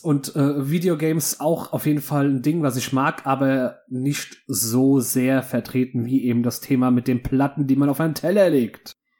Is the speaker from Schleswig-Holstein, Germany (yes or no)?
no; Rhenish Hesse, Rhineland-Palatinate, Germany; ich komme aus dem so wunderschönen Rheinhessen